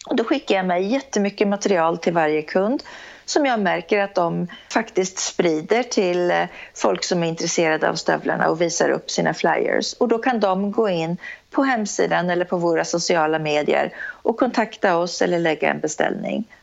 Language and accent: Swedish; Norrköping, Östergötland, Sweden; Jag är en tjej från Norrköping, entreprenör som sagt